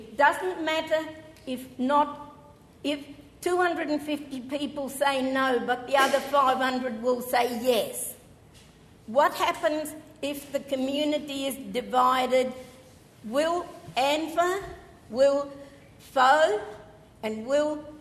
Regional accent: Flinders Ranges, South Australia, Australia; And I come from the Flinders Ranges.

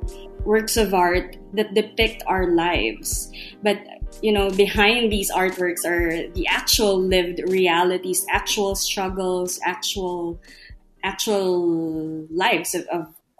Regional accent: Philippines; I'm from the Philippines.

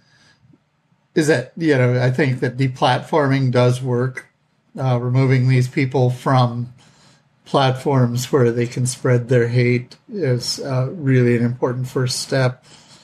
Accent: the West, United States; I grew up in the West. My great grandparents were pioneers

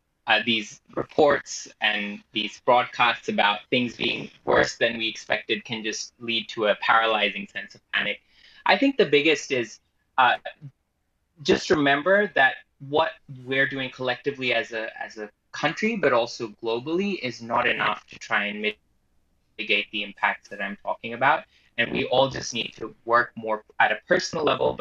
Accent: Australia; as an Australian

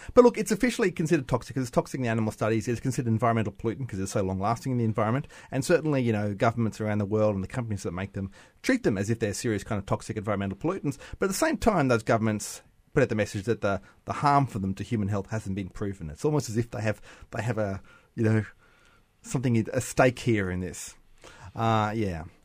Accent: Bundaberg, Queensland, Australia; I am from Bundaberg

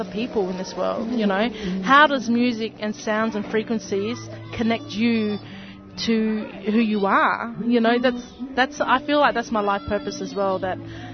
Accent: Ceduna, South Australia, Australia; moved away as an adult; now in Melbourne, Australia; I'm originally from the Ceduna far west coast of South Australia.

